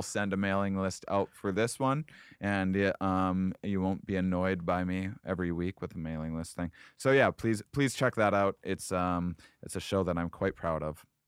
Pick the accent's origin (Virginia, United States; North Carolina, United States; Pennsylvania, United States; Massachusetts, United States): Massachusetts, United States; Boston; I'm from Boston